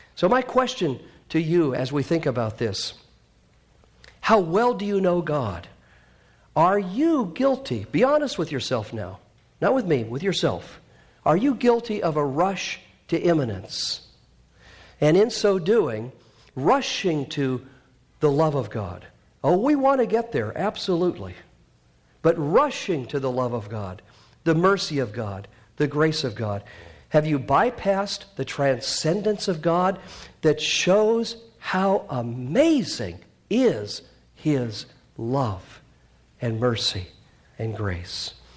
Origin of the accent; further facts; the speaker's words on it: Canada; moved away; I'm Canadian